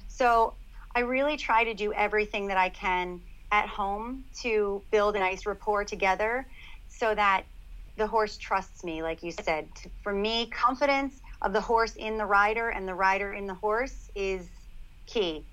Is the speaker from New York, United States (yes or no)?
yes; Long Island, New York, United States; I grew up on Long Island at their horse farm and started riding from a very young age.